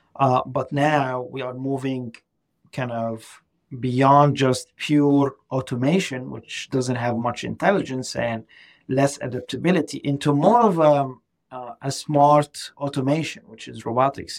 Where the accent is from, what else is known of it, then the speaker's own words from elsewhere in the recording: Egypt; English is a second language; moved away as an adult; now in Boston, United States; I'm, I'm originally from Egypt, so uh, English is not my first language.